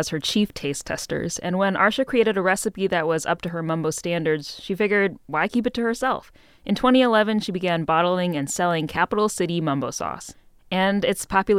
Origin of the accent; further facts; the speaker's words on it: outside Chicago, Illinois, United States; now in Washington, D.C., United States; And I'm from outside Chicago.